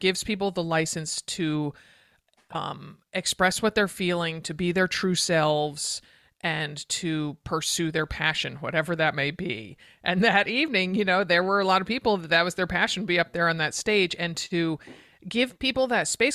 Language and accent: English; Connecticut, United States; my home state of Connecticut